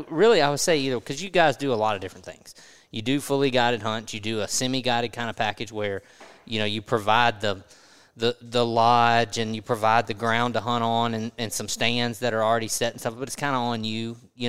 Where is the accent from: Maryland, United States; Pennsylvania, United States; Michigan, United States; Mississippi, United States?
Mississippi, United States; Mississippi and Louisiana are very similar, and I grew up in Mississippi, but I've been in Louisiana for a long time